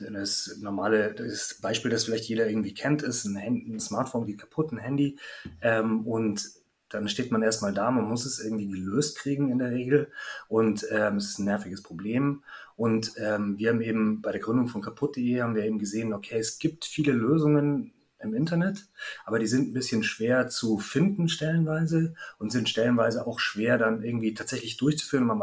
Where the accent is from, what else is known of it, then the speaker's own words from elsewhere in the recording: Munich, Bavaria, Germany; now in Berlin, Germany; komme eigentlich aus München, bin gebürtiger Münchner, aus einer Großfamilie und ähm, ja, bin dann eigentlich in die nächstgrößere Stadt gezogen, von München nach Hamburg, nach Berlin